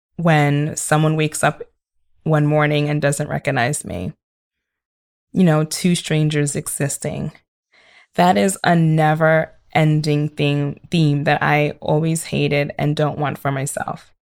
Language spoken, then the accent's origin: English; Nigeria; I am Nigerian